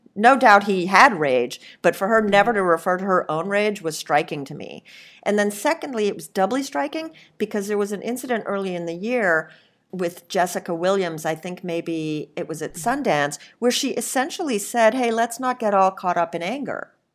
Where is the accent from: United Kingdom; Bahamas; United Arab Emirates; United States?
Bahamas; I'm part Lebanese and I grew up in the Bahamas